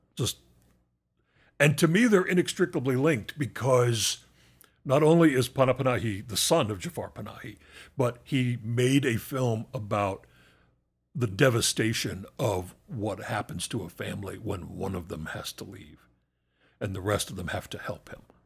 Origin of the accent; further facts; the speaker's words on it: United States; an American